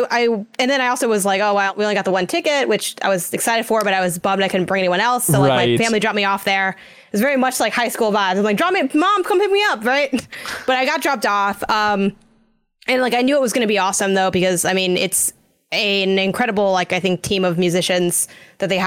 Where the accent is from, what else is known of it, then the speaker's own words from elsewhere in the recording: Chicago, Illinois, United States; I'm from Chicago